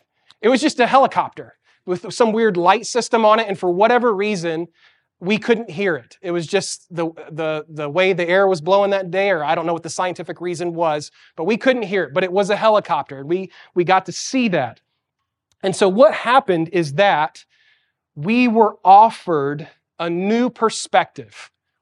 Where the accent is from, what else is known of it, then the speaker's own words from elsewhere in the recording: Santiago, Santiago Metropolitan Region, Chile; moved away; As a kid, I grew up in Chile, South America, in Santiago. And the city of Santiago is a really big city.